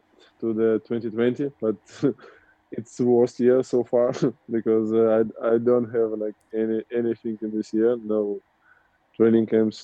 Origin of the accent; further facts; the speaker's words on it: Moscow, Russia; English is a second language; I'm currently in Russia, in Moscow, in my hometown